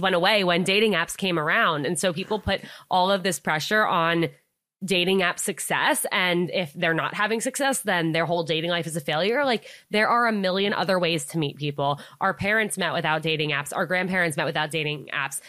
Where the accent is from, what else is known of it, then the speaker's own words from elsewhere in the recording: Westchester, New York, United States; I grew up in Westchester, New York, so right outside of the city